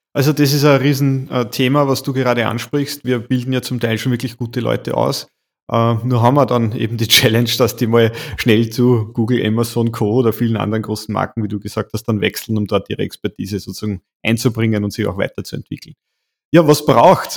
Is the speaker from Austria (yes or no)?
yes; Waldviertel, Lower Austria, Austria; bin gebürtiger Waldviertel, also Niederösterreicher